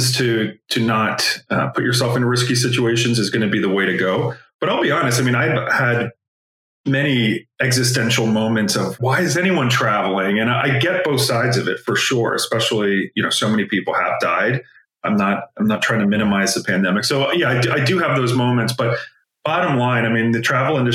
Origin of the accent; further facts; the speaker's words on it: United States; as an American